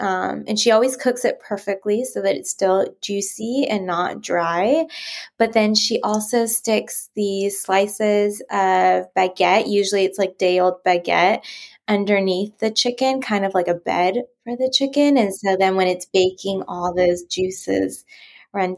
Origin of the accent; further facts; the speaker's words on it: California, United States; now in France; I am from California originally